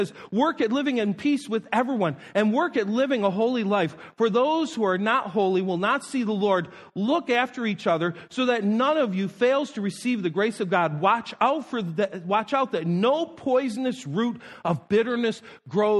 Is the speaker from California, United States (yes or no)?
no; Niagara Falls, New York, United States; moved away; I live several miles away growing up from Love Canal.